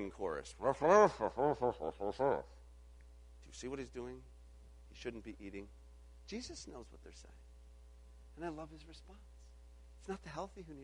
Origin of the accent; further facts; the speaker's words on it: Illinois, United States; I grew up in Illinois.